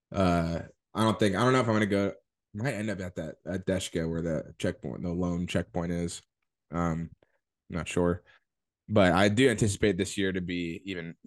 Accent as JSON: {"language": "English", "region": "Georgia", "country": "United States", "tie": "born or raised there", "moved": "yes", "said": "we grew up in Georgia"}